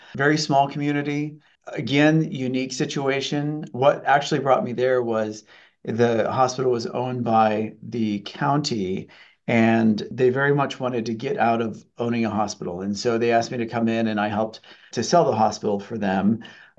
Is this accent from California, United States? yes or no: no; El Paso, Texas, United States; now in Ottumwa, United States; I'm actually from the South. I'm from El Paso, Texas.